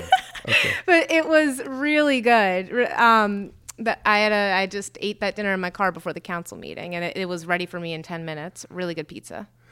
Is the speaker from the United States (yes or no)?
yes; Morristown, New Jersey, United States; I was born in Morristown